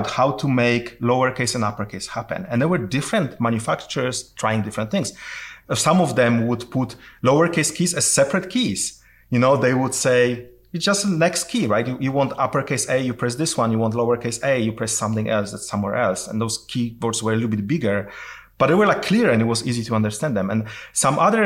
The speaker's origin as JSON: {"language": "English", "country": "Poland", "moved": "yes", "said": "I'm originally from Poland"}